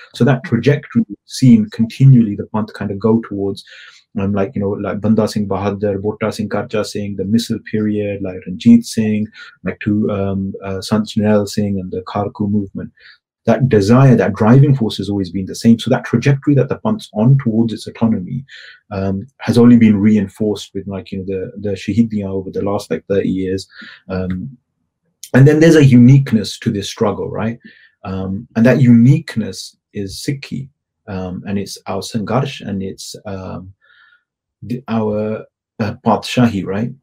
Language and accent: English; United Kingdom; culturally I'm I'm British